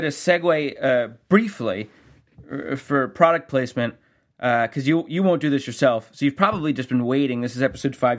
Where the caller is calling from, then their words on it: Columbus, Ohio, United States; I'm calling in from Columbus, Ohio.